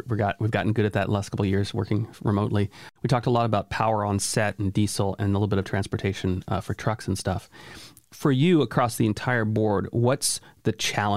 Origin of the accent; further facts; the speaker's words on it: United States; as an American